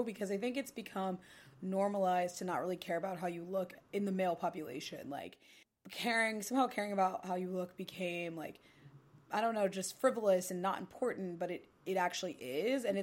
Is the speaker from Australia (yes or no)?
no; Ohio, United States; now in New York City, United States; I grew up in Ohio